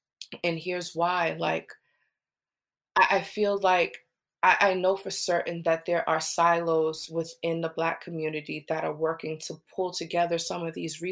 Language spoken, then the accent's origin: English; Charleston, South Carolina, United States; I'm from Charleston, South Carolina, so Porgy and Bess is a staple in our community. We learned about it in an elementary school